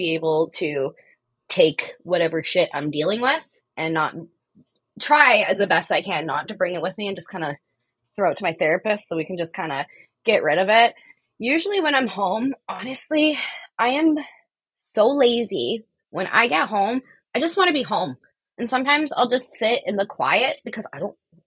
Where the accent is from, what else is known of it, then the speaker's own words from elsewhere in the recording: Canada; as a Canadian looking